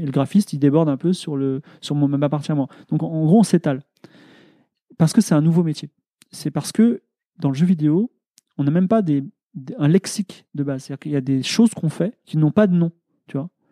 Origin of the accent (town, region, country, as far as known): France